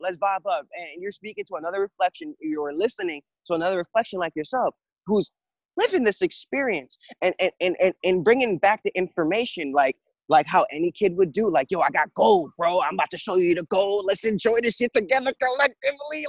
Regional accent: Jamaica; now in United States; I was born in Jamaica and I came to live in America

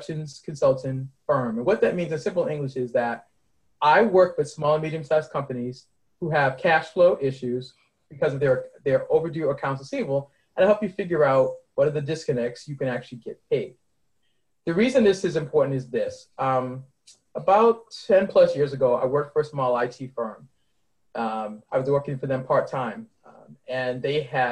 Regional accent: Boston, Massachusetts, United States; also born or lived in Mount Olive, North Carolina; I was born and raised in Boston, and every summer from when I was a baby until I was 18, I took a 24-hour Greyhound bus ride, for y'all old school heads, down to Mount Olive, North Carolina, where my grandparents lived

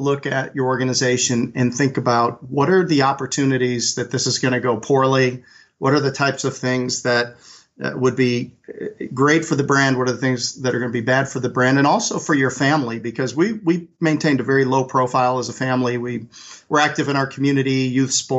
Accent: Chicago, Illinois, United States; moved away as an adult; also born or lived in North Carolina; I grew up in Chicago and got a football scholarship out to North Carolina

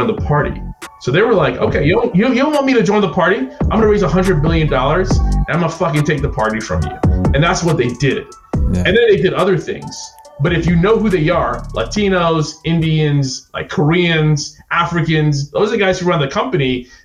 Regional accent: Jamaica; also born or lived in New York; now in United States; I'm not American. I'm Jamaican. And my electricity, when I was in Jamaica, would go out

